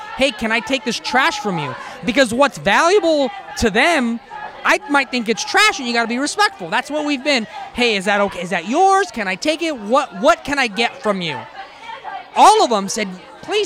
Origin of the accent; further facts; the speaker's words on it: Sacramento, California, United States; I'm from Sacramento, and I drive Uber here.